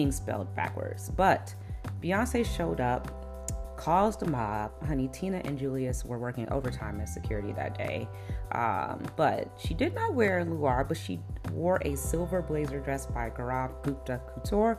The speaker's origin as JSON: {"language": "English", "town": "Chicago", "region": "Illinois", "country": "United States", "tie": "born or raised there", "said": "Chicago, my hometown"}